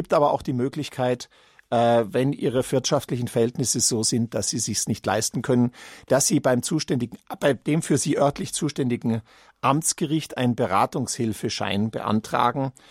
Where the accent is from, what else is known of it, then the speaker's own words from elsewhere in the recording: Munich, Bavaria, Germany; Ja, als Münchner sage ich natürlich ungern Berliner Testament